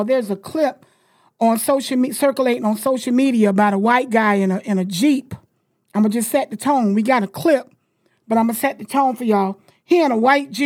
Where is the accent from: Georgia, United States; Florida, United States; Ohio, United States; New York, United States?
Florida, United States; I was born and raised in Florida